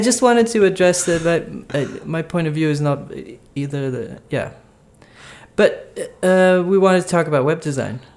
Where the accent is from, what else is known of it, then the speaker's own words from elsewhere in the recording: Brazil; I'm from Brazil